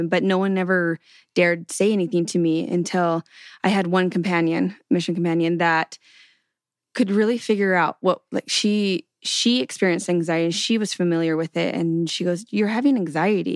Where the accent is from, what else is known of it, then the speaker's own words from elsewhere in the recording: Canadian prairies, Canada; So I grew up in Canada on the prairies